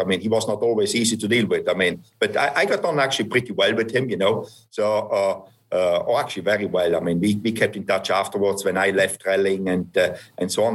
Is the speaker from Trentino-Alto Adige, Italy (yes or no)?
yes; Merano, Trentino-Alto Adige, Italy; my hometown is is Merano